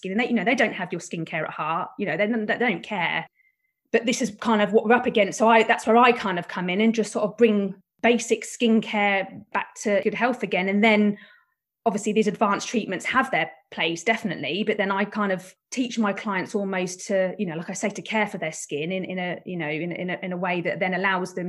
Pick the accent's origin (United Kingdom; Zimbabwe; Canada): United Kingdom; Buckinghamshire, South East England; I'm from Buckinghamshire